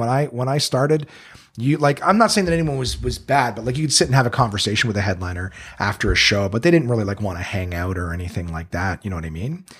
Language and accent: English; Ottawa, Ontario, Canada; I'm from Ottawa.